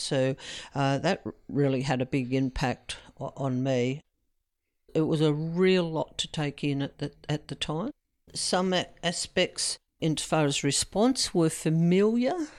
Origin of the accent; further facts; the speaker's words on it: Candelo, New South Wales, Australia; I come from the Candalough area